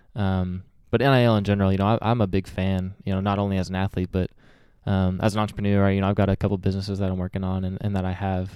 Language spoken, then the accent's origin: English; Springdale, Arkansas, United States; also born or lived in Malawi; I grew up here in Springdale, went to Harbor High School, um, you know, later in life, but grew up here all the way till I was about twelve years old